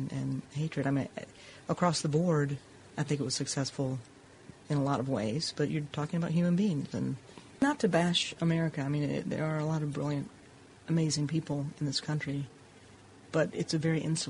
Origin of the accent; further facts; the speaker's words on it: Southeast, United States; I mean, I grew up in the Southeast and went to a grammar school that had just recently been integrated.